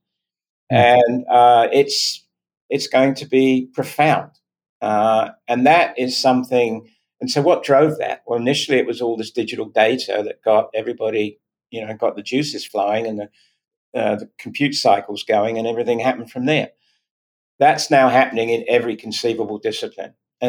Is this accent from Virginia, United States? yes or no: yes; Virginia, United States; accent: Virginia; It's my Virginia accent.